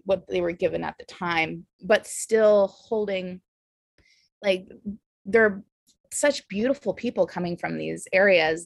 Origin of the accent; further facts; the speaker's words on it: the South, United States; accent: Valley girl; moved away as an adult; also born or lived in Austin, Texas; now in San Francisco, United States; growing up in the South